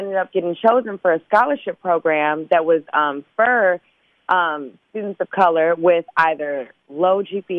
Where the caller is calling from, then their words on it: Los Angeles, California, United States; I'm calling from Los Angeles.